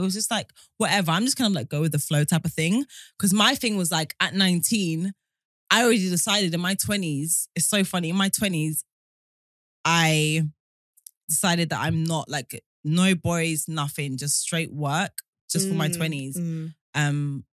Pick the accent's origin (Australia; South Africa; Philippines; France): South Africa; South Africa.